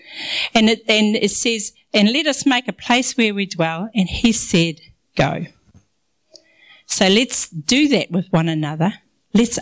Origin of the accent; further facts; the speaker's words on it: Ngāpuhi, Northland, New Zealand; accent: Maori; I'm brown. I'm from Ngāpuhi.